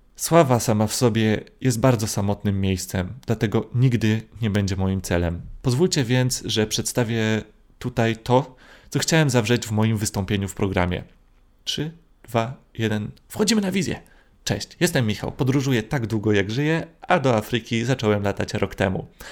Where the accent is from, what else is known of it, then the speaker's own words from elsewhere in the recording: Gdynia, Pomeranian Voivodeship, Poland; jestem z Gdyni, więc musiałem przyjechać do Warszawy